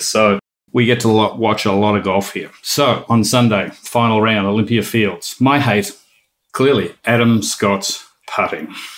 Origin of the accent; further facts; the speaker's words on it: Melbourne, Victoria, Australia; growing up in Melbourne and a member at Victoria Golf Club